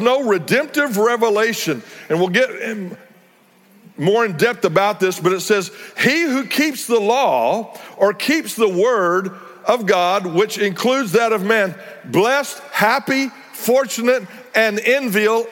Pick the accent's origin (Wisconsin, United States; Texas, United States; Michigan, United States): Texas, United States; Texas Panhandle, United States; also born or lived in North Fort Worth, Texas; I grew up in the Texas Panhandle where there was a lot of open range at the time